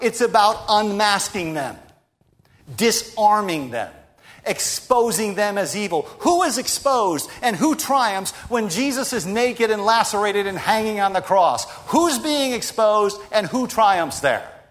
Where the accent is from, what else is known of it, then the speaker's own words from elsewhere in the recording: United States; We're American Christians